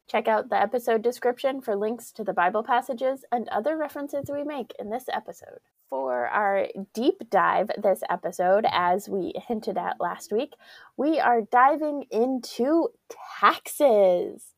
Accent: Colorado, United States; growing up in Colorado

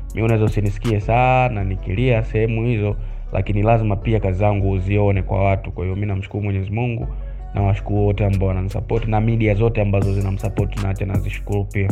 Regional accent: Kahama, Shinyanga, Tanzania; now in Dar es Salaam, Tanzania; sehemu ambayo mimi natoka ni Kahama Nyasubi

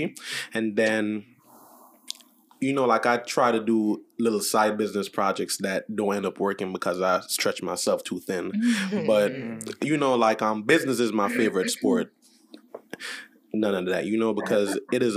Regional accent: Jamaica; I'm Jamaican.

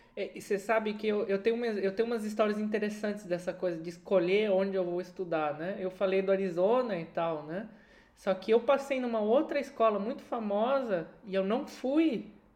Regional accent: Brazil; moved away; dois brasileiros que estão fora do Brasil

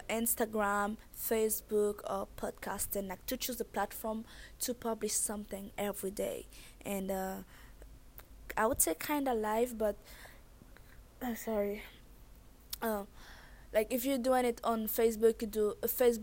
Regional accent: Haiti; accent: thick accent; moved away; I was born and raised in Haiti

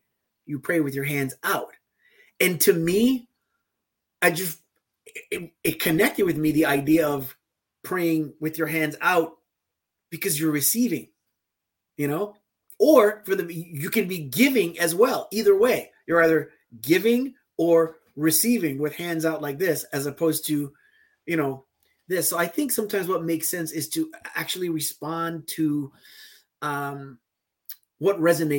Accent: U.S. Virgin Islands; like growing up in the Virgin Islands, I was baptized in an Episcopal church, in the Anglican religion.

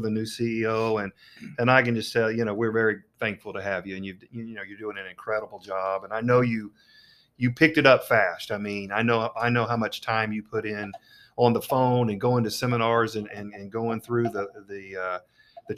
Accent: Enid, Oklahoma, United States; moved away as an adult; as a kid growing up in Enid

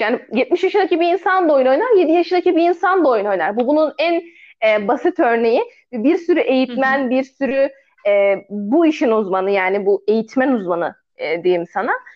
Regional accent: Aegean Region, Turkey

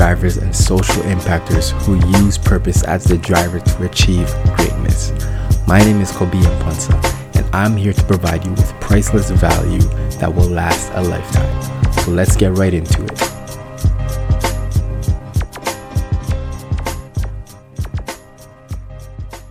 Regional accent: Brampton, Ontario, Canada; also born or lived in Toronto; I've been in Brampton most of my life as well

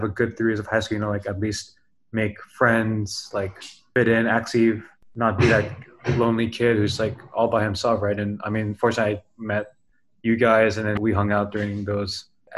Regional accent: New York, United States; born there; also born or lived in Canada / Singapore / Indonesia; So to give you guys some context, I was born in New York. I lived in Canada and I lived in Singapore. And it wasn't until I started my 10th grade in Espeha, Indonesia.

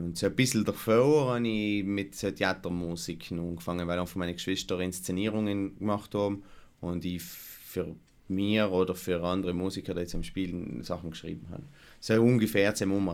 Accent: Lana, Trentino-Alto Adige, Italy; ich das erste Mal mitgetan habe, bei ich ein Weihnachtsspiel äh, von der Volksbühne in Lana, wäre ich vielleicht fünf oder sechs gewesen sein

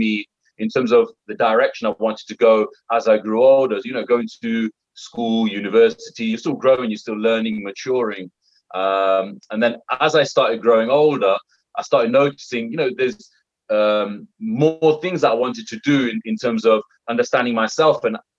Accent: United Kingdom; being a British Indian, I've got my British values, but then I've also got my Indian values.

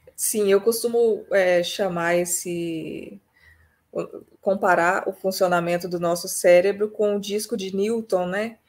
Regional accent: Vila Velha, Espírito Santo, Brazil; now in Rio Grande do Sul, Brazil; moro no Rio Grande do Sul atualmente, mas nasci no Espírito Santo, em Vila Velha

